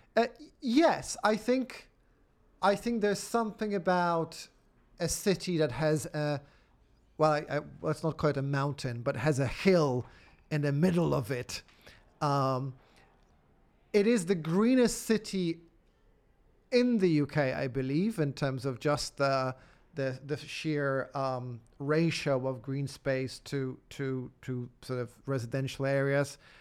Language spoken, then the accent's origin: English; Poland; moved away as an adult; also born or lived in Oxford, United Kingdom / Edinburgh, United Kingdom; now in United Kingdom; I grew up in Poland at a, at a, at a point of transition.